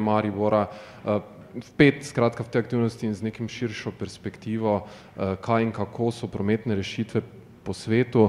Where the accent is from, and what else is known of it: Slovenia